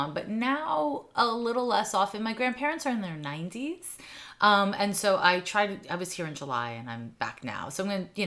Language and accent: English; Montreal, Quebec, Canada; also born or lived in San Francisco; now in Oakland, United States; But I grew up in Snowden neighborhood.